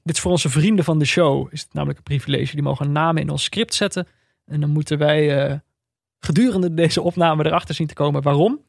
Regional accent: Veldhoven, North Brabant, Netherlands; also born or lived in Amsterdam; Ik ben, eh, de luisteraars weten dit wel, opgegroeid in Veldhoven, in de buurt van Eindhoven

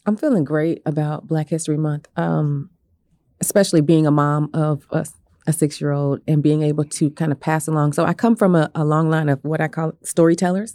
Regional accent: Bartlesville, Oklahoma, United States; moved away as an adult; also born or lived in Norman; now in Tulsa, United States; I was born here in Tulsa, um, to two wonderful parents. And I, w, I grew up actually in Bartlesville

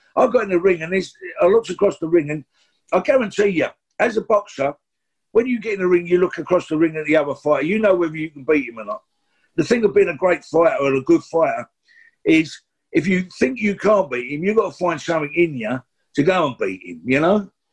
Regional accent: London, United Kingdom; we're from the East End

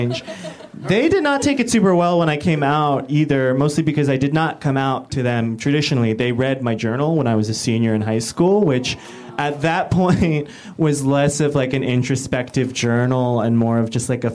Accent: Midwest, United States; moved away; also born or lived in Korea; growing up in the Midwest with this face and a white family

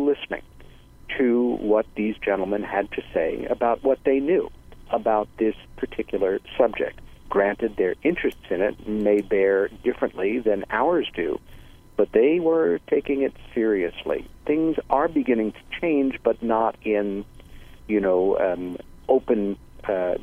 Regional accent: United States; I'm an American

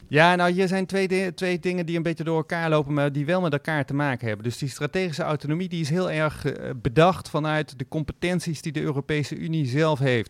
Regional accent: Netherlands; wij stellen onszelf als Nederlanders graag

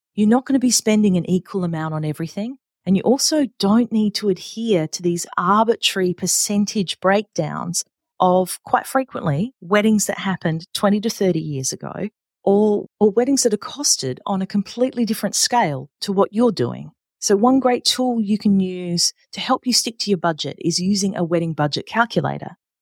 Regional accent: Adelaide, South Australia, Australia; here in my hometown of Adelaide, South Australia

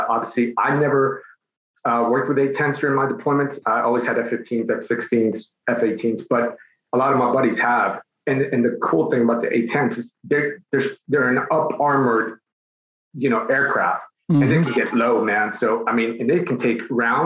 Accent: Mexico City, Mexico; now in United States; I was born in Mexico City. Both my parents are Mexican

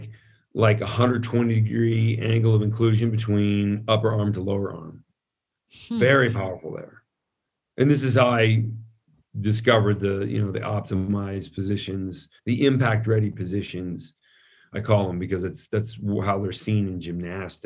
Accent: San Francisco, California, United States; I grew up in San Francisco

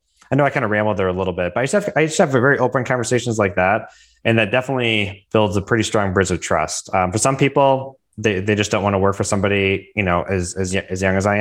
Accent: Milford, Michigan, United States; I'm born and raised in Michigan, and I grew up in Milford

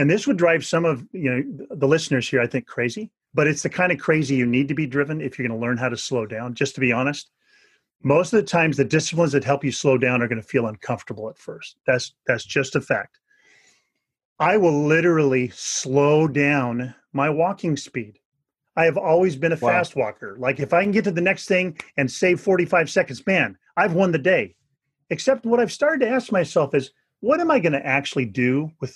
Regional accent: Northern California, United States; I grew up in Northern California

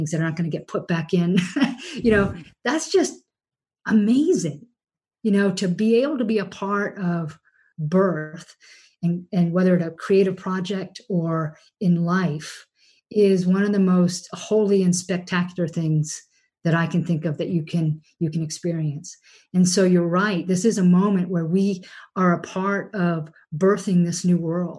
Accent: New England, United States; We grew up here in New England in a very dairy heavy, very, you know, people hunt people.

